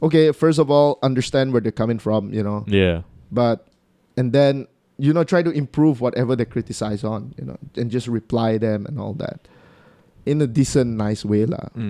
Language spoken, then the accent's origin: English; Sarawak, Malaysia; accent: Sarawakian; it's how Sarawakians speak. Our English have an accent to it